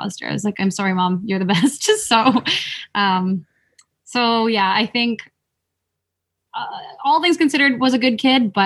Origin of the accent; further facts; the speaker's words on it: Vancouver, British Columbia, Canada; also born or lived in Philippines; I came to Canada at a very young age, I had only spent so much time in the Philippines